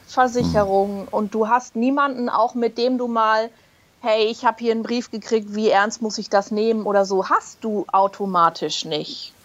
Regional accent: Berlin, Germany; moved away as an adult; also born or lived in Hamburg; now in Munich, Germany; gebürtige Berlinerin, mittlerweile in München zu Hause

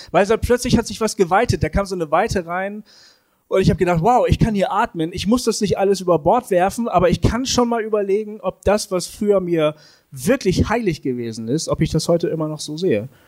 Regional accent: Bremen, Germany; Ich bin weggegangen aus Bremen, wo ich aufgewachsen bin.

